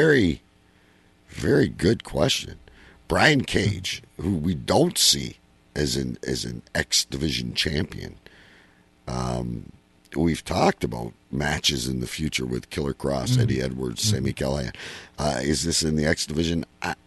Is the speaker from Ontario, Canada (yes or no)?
yes; Windsor, Ontario, Canada; Windsor, my hometown.